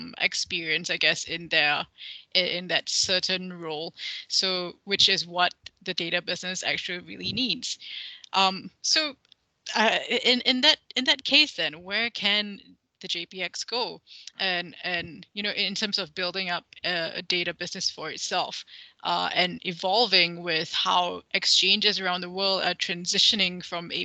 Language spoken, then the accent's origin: English; Malaysia; my home country, Malaysia